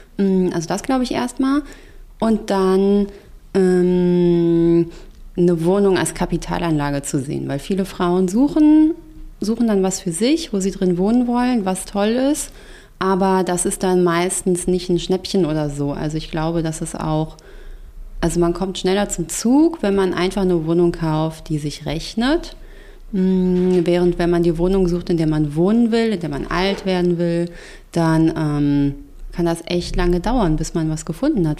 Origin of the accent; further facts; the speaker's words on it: Frankfurt, Hesse, Germany; also born or lived in Darmstadt / China; ich komme aus Frankfurt